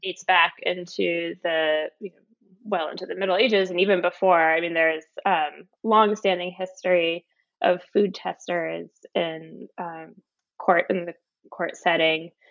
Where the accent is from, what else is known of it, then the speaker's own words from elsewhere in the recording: Philadelphia, Pennsylvania, United States; moved away as an adult; also born or lived in Wellesley, Massachusetts; now in Somerville, United States; I was born in Pennsylvania in the Philadelphia area, and I went to a public high school